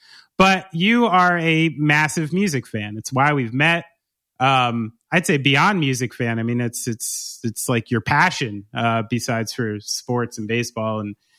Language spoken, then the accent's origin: English; New Jersey, United States; I'm from New Jersey. You can't get rid of it.